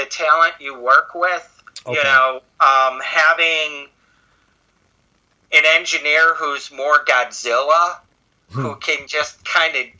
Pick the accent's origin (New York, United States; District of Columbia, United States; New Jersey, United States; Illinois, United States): Illinois, United States; Chicago; I'm from Chicago